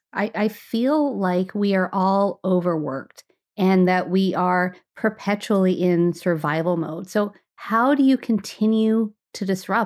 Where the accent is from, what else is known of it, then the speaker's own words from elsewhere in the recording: Canada; as a Canadian who grew up in hockey, playing hockey yes. with my brother.